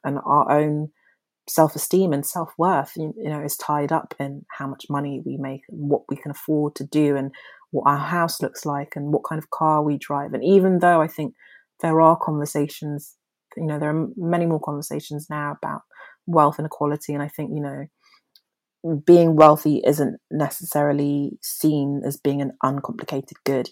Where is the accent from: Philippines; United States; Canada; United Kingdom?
United Kingdom; London; accent: posh; also born or lived in Nigeria; I was born in Nigeria, but my family moved to London, to South London, when I was five years old